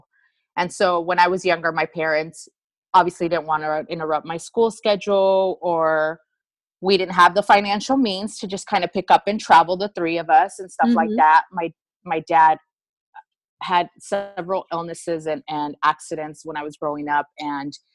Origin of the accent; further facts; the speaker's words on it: United States; even though I was born here in the United States